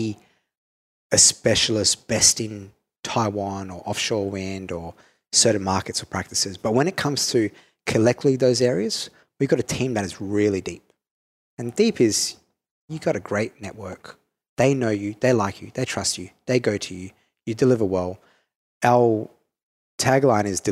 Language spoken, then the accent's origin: English; Perth, Western Australia, Australia; accent: Australian; now in Singapore; I'm Italian Australian from Perth, you know, and third generation Australian. Like, I have a very different upbringing coming to Singapore